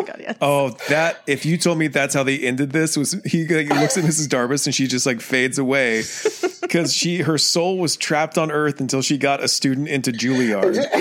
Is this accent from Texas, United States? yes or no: yes; Texas, United States; I am from Texas